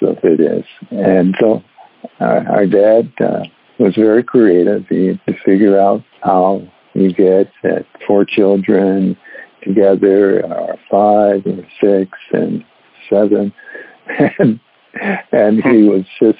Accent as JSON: {"language": "English", "town": "Detroit", "region": "Michigan", "country": "United States", "tie": "born or raised there", "said": "I grew up in Detroit, Michigan"}